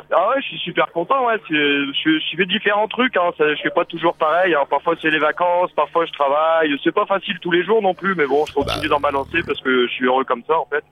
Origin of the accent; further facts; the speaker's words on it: the North, northern France, France; moved away; je viens du Nord à la base, mais j'ai l'accent du Sud parfois